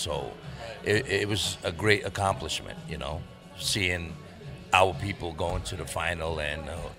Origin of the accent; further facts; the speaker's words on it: Montenegro; now in New York, United States; Myself, I'm not Croatian. I'm from Montenegro. That's, you know, former Yugoslavia.